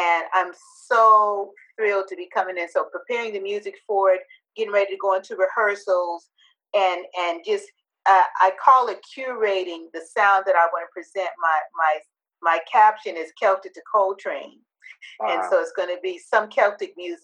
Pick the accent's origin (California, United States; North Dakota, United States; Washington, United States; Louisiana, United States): California, United States; Southern; now in Oakland, United States; I'm originally from Southern California, but I've been living in Oakland for a long, long time